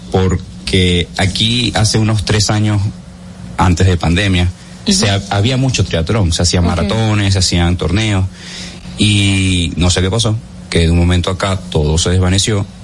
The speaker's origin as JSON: {"language": "Spanish", "town": "Caracas", "region": "Capital District", "country": "Venezuela", "moved": "yes", "lives_now": "Dominican Republic", "said": "yo vengo de Caracas, yo soy de Venezuela"}